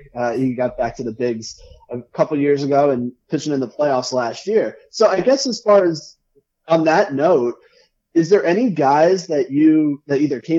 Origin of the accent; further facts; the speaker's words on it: New Jersey, United States; I'm from New Jersey